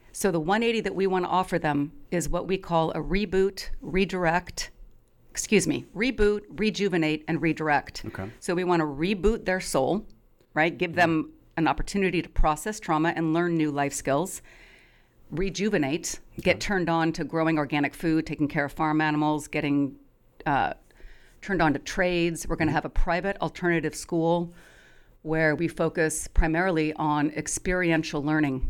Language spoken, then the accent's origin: English; Eugene, Oregon, United States; I grew up in Eugene